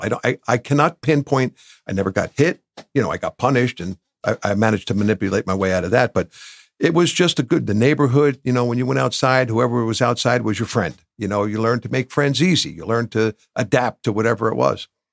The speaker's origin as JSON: {"language": "English", "town": "Bloomfield", "region": "New Jersey", "country": "United States", "tie": "born or raised there", "said": "I grew up in Bloomfield."}